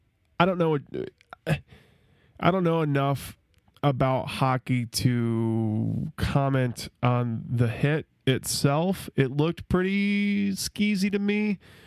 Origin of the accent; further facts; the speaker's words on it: the South, United States; we're all from the South.